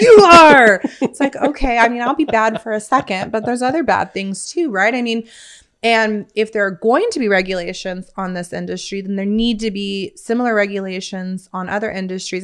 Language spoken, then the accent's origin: English; Bakersfield, California, United States; moved away as an adult; now in Midland, United States; Born and raised, uh, Midland, California, Bakersfield